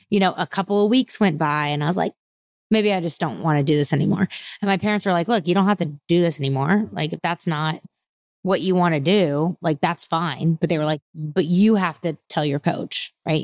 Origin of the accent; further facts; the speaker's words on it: Houston, Texas, United States; I was raised outside of Houston, but most of my extended family is all still in Louisiana.